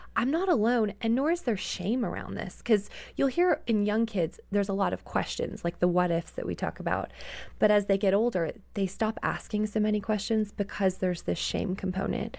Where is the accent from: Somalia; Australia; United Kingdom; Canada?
Canada; moved away; I grew up in Canada